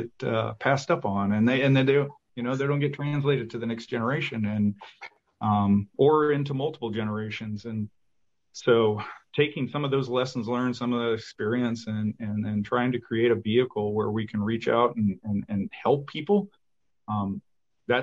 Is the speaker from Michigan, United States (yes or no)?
yes; Michigan, United States; we're both from Michigan